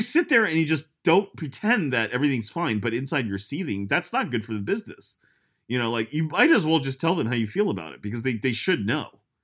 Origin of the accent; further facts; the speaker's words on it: United States; as an American